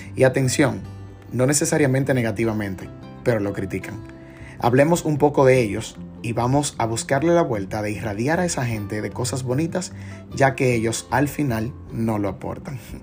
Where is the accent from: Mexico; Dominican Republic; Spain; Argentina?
Dominican Republic; como buen dominicano